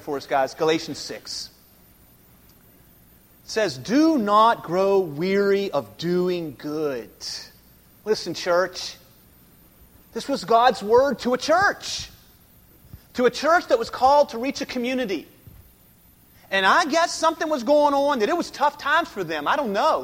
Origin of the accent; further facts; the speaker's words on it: Keyser, West Virginia, United States; I'm from Kaiser as well, so you know, so we talk the same language